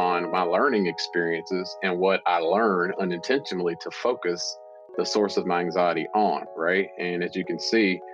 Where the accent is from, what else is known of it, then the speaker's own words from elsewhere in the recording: Louisville, Kentucky, United States; I'm from Louisville, Kentucky originally.